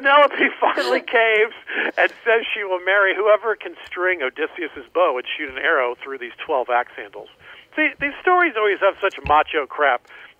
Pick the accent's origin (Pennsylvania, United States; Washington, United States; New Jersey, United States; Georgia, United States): Georgia, United States; Atlanta; also born or lived in Florida; Yeah, mostly Atlanta. I was born in Florida, but mostly suburban Atlanta.